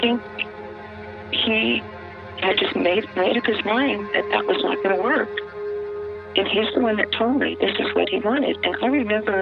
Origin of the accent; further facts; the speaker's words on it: Biloxi, Mississippi, United States; My hometown, I had never had a friend of any color except white. Biloxi, Mississippi in 1967 was a tourist